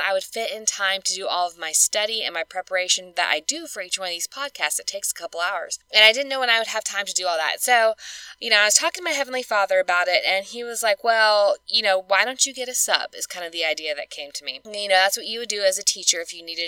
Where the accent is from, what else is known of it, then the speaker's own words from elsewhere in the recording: Alabama, United States; Kansas is one of my best friends that I grew up with here in Alabama. So we grew up together